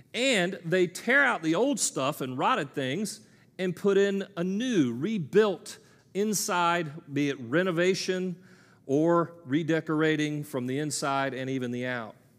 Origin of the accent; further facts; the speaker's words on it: United States; I'm an American male